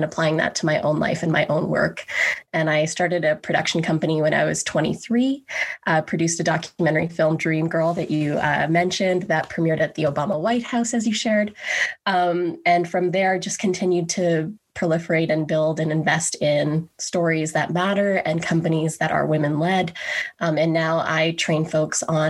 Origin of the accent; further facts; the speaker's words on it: Grande Prairie, Alberta, Canada; I was born and raised in Grand Prairie, Alberta, a small city in northern Alberta.